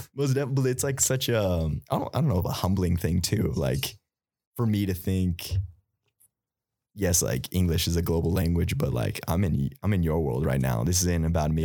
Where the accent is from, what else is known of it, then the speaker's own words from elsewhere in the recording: United States; us just growing up in America